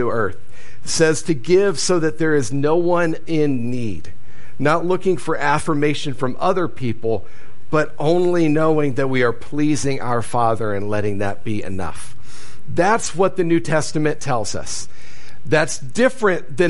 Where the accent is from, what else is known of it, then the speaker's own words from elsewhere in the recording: Ohio, United States; moved away; I grew up in Ohio